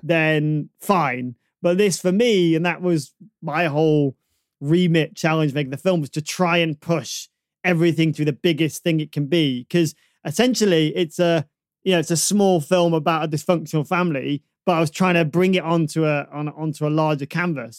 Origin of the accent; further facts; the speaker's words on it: Manchester, North West England, United Kingdom; I, I grew up in Burnage